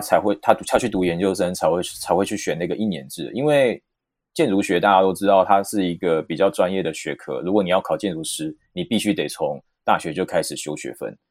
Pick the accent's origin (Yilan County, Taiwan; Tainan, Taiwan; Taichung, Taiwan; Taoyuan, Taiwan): Taichung, Taiwan; moved away as an adult; also born or lived in Taipei / London; 因为我本身是台中人